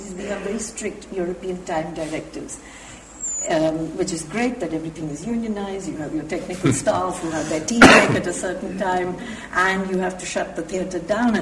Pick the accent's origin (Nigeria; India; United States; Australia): India; now in England; as an Indian